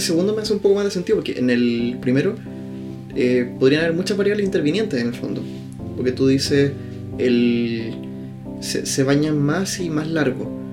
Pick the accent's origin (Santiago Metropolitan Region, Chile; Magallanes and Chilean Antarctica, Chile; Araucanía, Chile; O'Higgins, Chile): Araucanía, Chile; Temuco; estamos grabando desde Temuco, que es mi ciudad natal, no la tuya, pero en esta casa en la que estamos grabando hemos vivido prácticamente toda nuestra vida